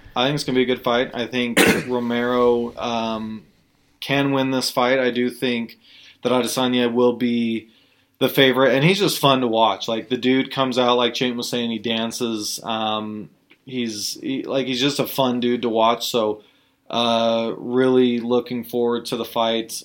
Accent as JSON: {"language": "English", "region": "Utah", "country": "United States", "said": "we're from Utah"}